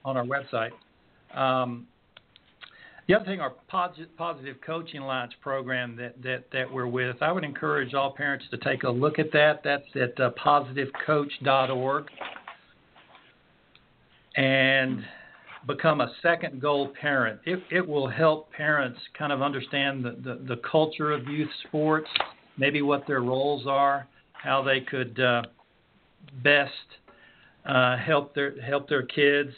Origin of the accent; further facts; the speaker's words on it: Pine Mountain, Georgia, United States; Pine Mountain, Georgia, my hometown